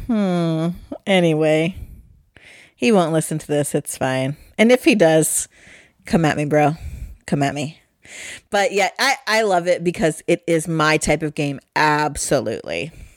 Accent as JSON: {"language": "English", "region": "Ohio", "country": "United States", "said": "we're from Ohio"}